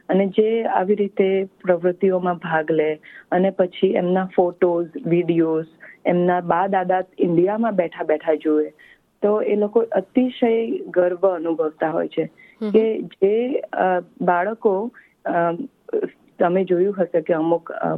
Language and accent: Gujarati; India; moved away; આપણે ભારતીય છીએ